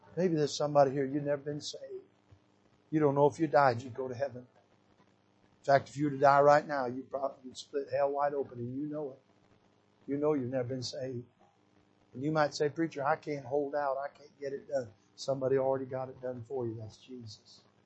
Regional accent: Michigan, United States; when I was a little boy growing up in Michigan, barefooted running out in the woods.

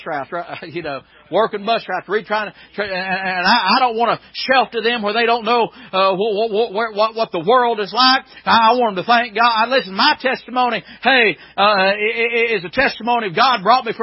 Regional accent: Maryville, Tennessee, United States; I'm Blount County. I mean, I'm talking about I was born there. Amen. And I've lived there all my life

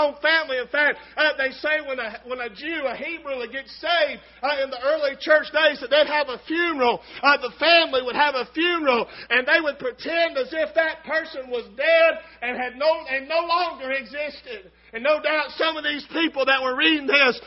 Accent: United States; thank God I'm an American

